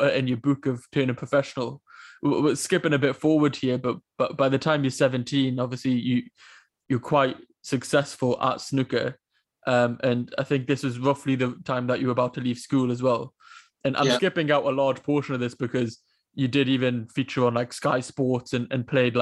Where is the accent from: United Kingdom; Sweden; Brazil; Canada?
United Kingdom; Newcastle upon Tyne, North East England; I'm from Newcastle and born and brought up there.